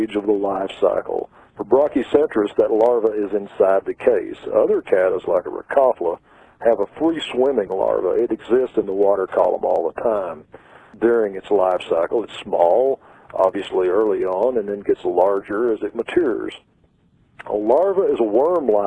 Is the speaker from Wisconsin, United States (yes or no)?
no; Texas, United States; moved away; I'm from Texas